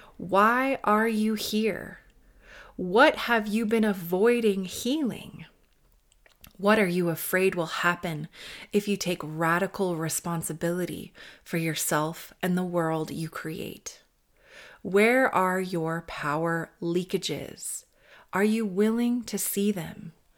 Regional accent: New York, United States; I'm a New Yorker

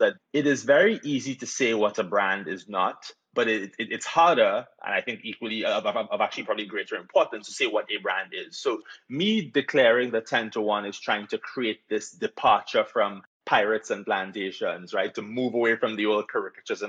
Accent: Trinidad & Tobago; moved away as an adult; now in United States; I should mention I am from the Caribbean. So born and raised in Trinidad and Tobago, even though I've lived in the U.S. now for the better part of the last 20 years

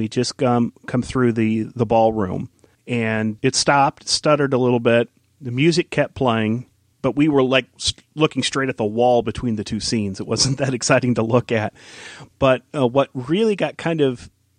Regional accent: Midwest, United States; You know, I grew up in the Midwest, and it's sort of a rite of passage.

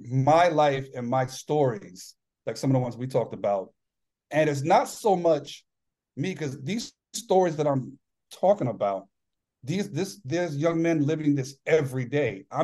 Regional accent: New York, United States; moved away; I'm originally from New York and a lot, oh, yeah. a lot of Italian friends

